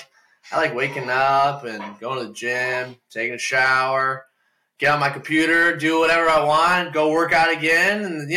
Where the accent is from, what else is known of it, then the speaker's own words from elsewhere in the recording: Toledo, Ohio, United States; I'm from Toledo, Ohio. So we'll be back in Toledo in like a year and a half or so.